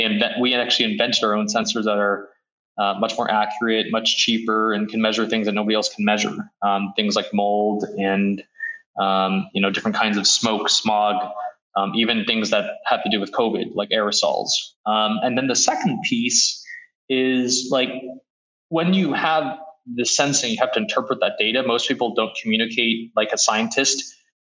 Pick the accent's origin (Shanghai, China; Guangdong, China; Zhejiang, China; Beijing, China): Beijing, China; born there; So as I mentioned, I was born in Beijing. And around 2003, I started going back to China because my dad actually moved back there.